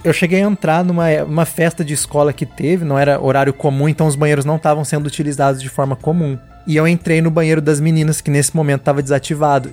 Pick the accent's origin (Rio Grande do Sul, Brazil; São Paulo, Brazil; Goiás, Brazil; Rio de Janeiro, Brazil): São Paulo, Brazil; Assis; moved away; eu sou do interior de São Paulo